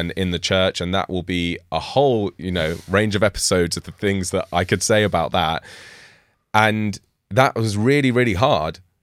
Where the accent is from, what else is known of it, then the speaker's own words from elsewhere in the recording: United Kingdom; I'm, I'm British.